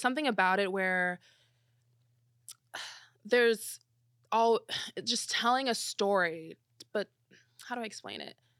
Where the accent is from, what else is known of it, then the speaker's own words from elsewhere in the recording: Belleville, Illinois, United States; moved away as an adult; also born or lived in Missouri / St. Louis; I'm from Belleville, Illinois.